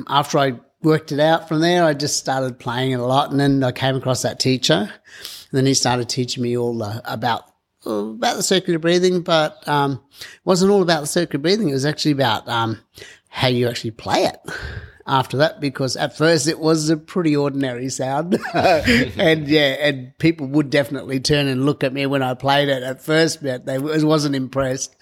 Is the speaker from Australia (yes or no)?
yes; Mount Isa, Queensland, Australia; now in Jervis Bay, Australia; I'm originally from Mount Isa in Queensland